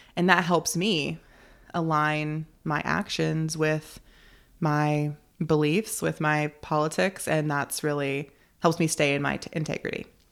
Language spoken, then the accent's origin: English; North Carolina, United States; also born or lived in Chicago; now in Nebraska, United States; I grew up in North Carolina. I'm now living in Nebraska